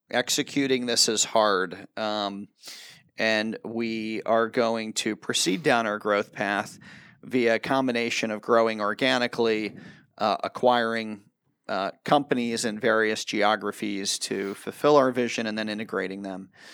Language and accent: English; United States; as an American, I was, I was a soccer player in America, a goalkeeper